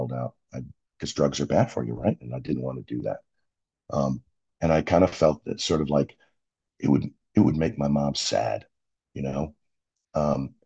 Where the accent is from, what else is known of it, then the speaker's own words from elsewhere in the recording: Buffalo, New York, United States; I grew up in Buffalo